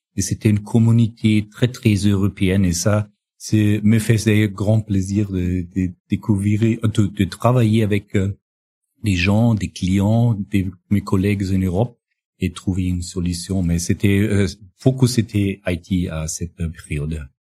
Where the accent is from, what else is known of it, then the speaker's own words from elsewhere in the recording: northern Bavaria, Germany; French is a second language; also born or lived in Amberg / Regensburg / Hungary; now in Munich, Germany; je suis euh, né dans le dans le nord de, de la Bavière, euh, près de la frontière euh, euh, tchèque